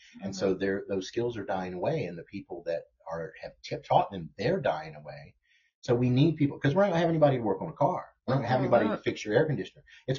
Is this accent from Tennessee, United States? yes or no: no; Jacksonville, Florida, United States; I grew up on Northside